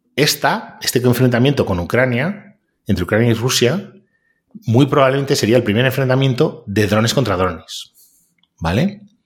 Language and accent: Spanish; Spain